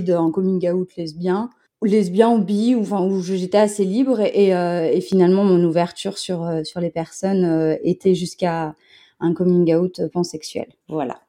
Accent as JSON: {"language": "French", "town": "Montpellier", "region": "Occitania", "country": "France", "said": "je viens de Montpellier."}